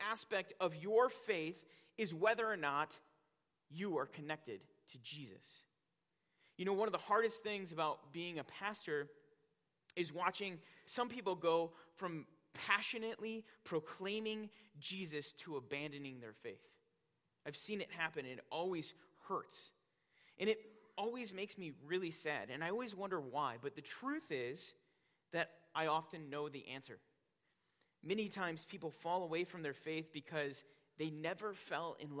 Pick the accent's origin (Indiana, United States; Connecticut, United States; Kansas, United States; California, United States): Indiana, United States; Northwest; now in Wisconsin, United States; growing up in Northwest Indiana, my dad had a huge garden in our backyard